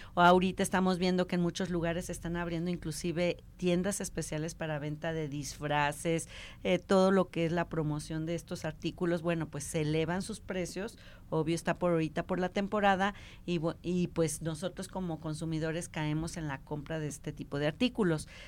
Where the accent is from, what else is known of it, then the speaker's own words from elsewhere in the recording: Mexico; nosotros como mexicanos